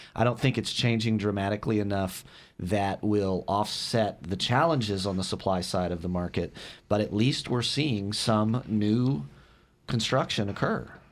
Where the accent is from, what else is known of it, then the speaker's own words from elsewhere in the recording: West Texas, United States; moved away; I grew up in West Texas